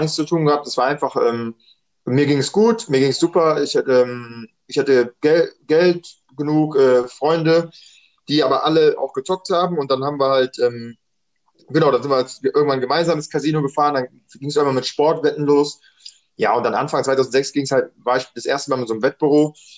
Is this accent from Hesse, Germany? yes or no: no; Düsseldorf, North Rhine-Westphalia, Germany; ich bin in Düsseldorf geboren, dreiundachtzig, ähm, normal Grundschule gemacht, dann Gymnasium